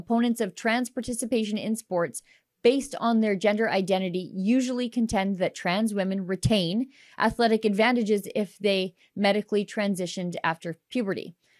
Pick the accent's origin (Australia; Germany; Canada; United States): Canada